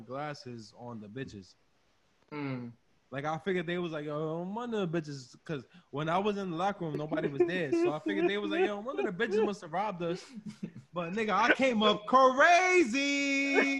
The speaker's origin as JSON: {"language": "English", "town": "New York City", "region": "New York", "country": "United States", "said": "I'm from the Bronx"}